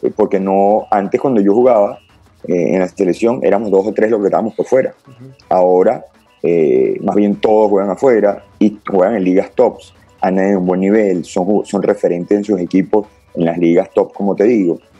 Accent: Caracas, Capital District, Venezuela; yo nací en Caracas y ya desde los cinco años eh, empiezo mi andar en el, fútbol organizado, se quiere decir, eh, en la escuela de fútbol Montalbán

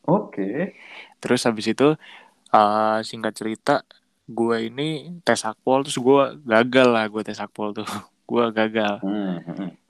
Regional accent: Jember, East Java, Indonesia; dulu gue pas kecil di Jember juga ngomong tiap hari Jawa jadi ya terus tiap tahun juga mudik ke Jember jadi ya yang yang terus lah bahasa Jawa gitu jadi

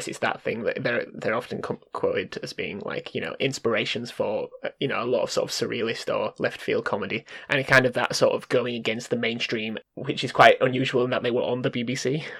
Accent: United Kingdom; We said we have to sort of know it because we're British, but do we like it?

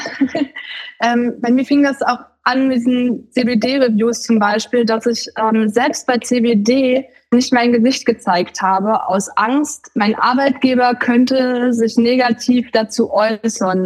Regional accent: the former GDR, East Germany, Germany; ich komme ja aus dem Gebiet der ehemaligen DDR

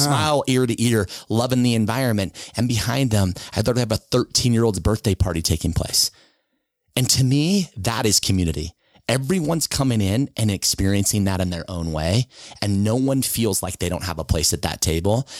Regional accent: Sandy, Utah, United States; I grew up in Sandy. From the time I was two till I was seventeen, I lived in Sandy.

